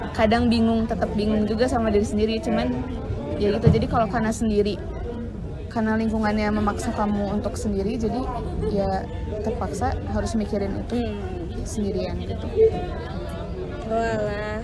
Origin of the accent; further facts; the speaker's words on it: Indonesia; also born or lived in Wellington, New Zealand; aku dari Indo